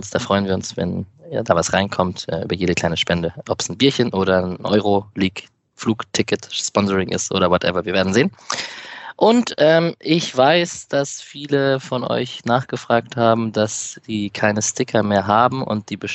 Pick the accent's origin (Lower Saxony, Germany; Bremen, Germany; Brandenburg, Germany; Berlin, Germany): Berlin, Germany; könnte man, könnte ich als Berliner direkt einen Bogen schlagen zu Delay Sports und dem